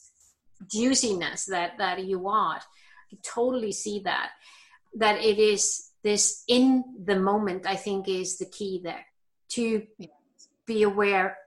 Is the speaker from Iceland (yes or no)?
yes; Iceland; I'm born and raised in Iceland